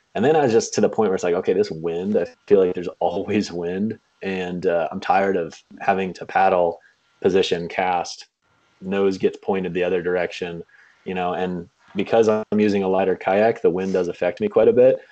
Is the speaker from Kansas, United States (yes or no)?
yes; Kansas, United States; moved away as an adult; now in Michigan, United States; I am uh, currently living in Michigan, but I grew up in Kansas.